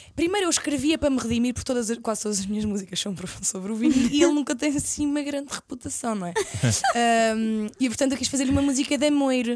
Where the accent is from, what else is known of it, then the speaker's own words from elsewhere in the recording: Caldas da Rainha, Leiria District, Portugal; moved away as an adult; also born or lived in Lisbon; eu sou das Caldas da Rainha